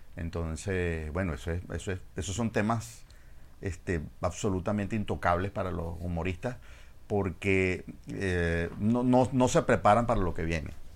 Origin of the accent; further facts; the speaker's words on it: Venezuela; yo soy de Venezuela